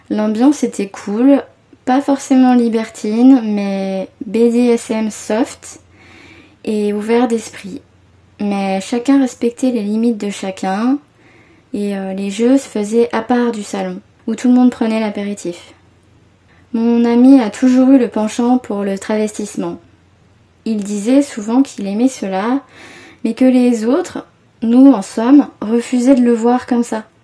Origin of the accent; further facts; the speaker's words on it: Paris, Île-de-France, France; j'ai 29 ans et je suis parisienne.